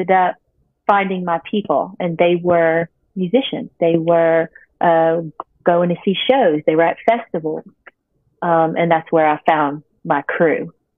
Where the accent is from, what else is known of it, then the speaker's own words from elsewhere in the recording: Mamou, Louisiana, United States; moved away as an adult; also born or lived in Welsh, Louisiana; now in Lake Charles, United States; I'm from Mamou. So whenever I moved to Lake Charles, I came here to go to massage school, like I said. And so I moved to Welsh. I have had family there